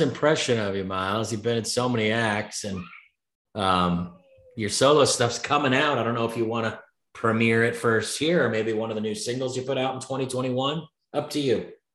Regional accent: San Diego, California, United States; I'm a San Diego guy.

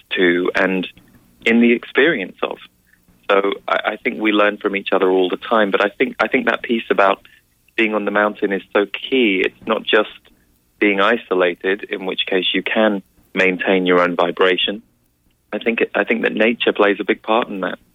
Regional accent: England, United Kingdom; as we would say in England

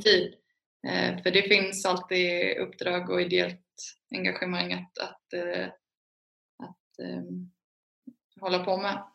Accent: Alingsås, Västra Götaland, Sweden; jag är från Alingsås. Det är en handbollsstad

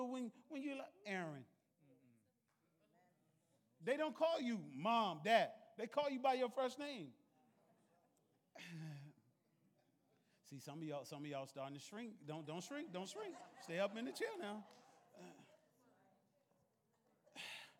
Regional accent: the South, United States; I was raised in the South

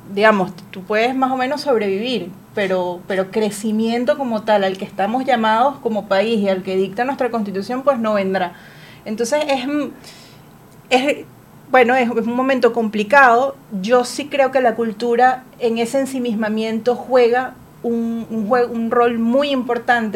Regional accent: Venezuela; nos demanda como personas, como venezolanos

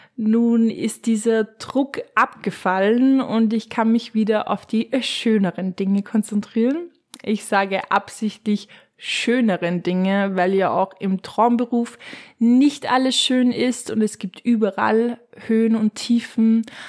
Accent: Upper Austria, Austria; wie man es bei uns in Oberösterreich in Mundort sagen würde

